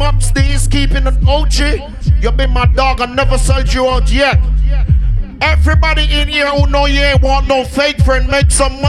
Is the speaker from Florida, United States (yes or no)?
yes; Florida, United States; But let me tell you where I'm from. I'm from Florida.